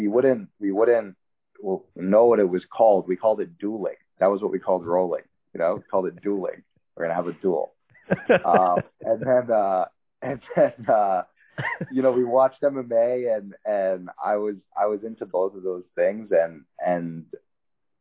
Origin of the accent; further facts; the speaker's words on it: New York City, New York, United States; growing up in New York, especially Manhattan, it's like a kind of a scrappy environment